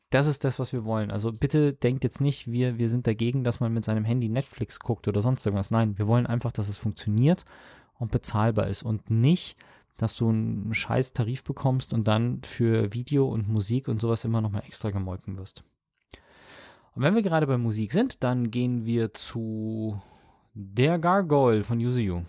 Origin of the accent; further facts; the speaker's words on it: Munich, Bavaria, Germany; als ich hier aufgewachsen bin in Perlach